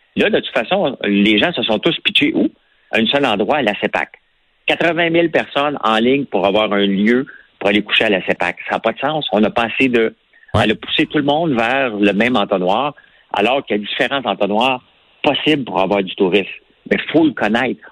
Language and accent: French; Outaouais, Quebec, Canada; accent: Québécois; also born or lived in Gatineau / Montreal; quand j'étais jeune, je suis parti de l'Outaouais pour aller à, à, à Gatineau étudier